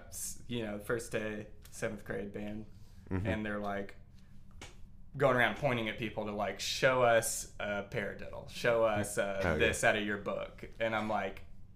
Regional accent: Alabama, United States; moved away as an adult; now in Nashville, United States; I moved from Alabama, which is my home state.

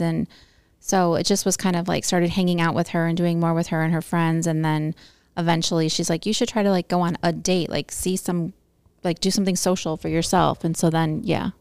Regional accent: Bartlett, Illinois, United States; also born or lived in South Elgin; I grew up in Bartlett

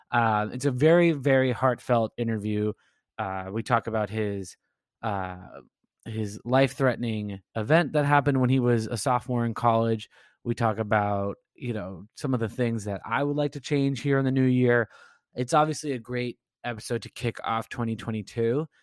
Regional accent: Rancho Santa Margarita, California, United States; I grew up in Rancho Santa Margarita

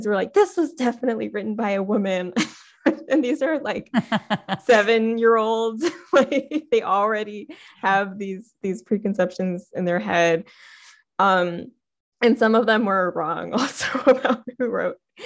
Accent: United States; my identity as an Indian American

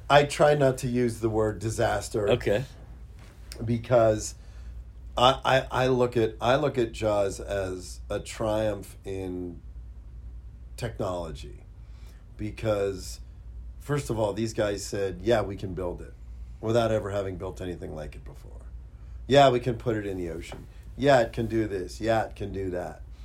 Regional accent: Pittsburgh, Pennsylvania, United States; I grew up in Pittsburgh.

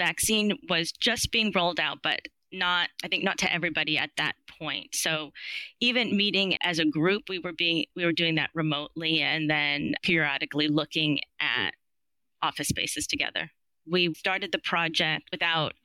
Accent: New York, United States; I'm from New York

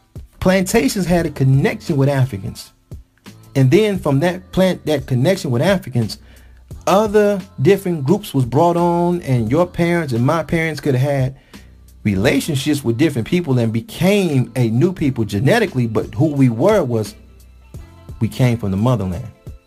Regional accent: Detroit, Michigan, United States; we don't do that in Michigan. That's where I'm from. I'm from Detroit.

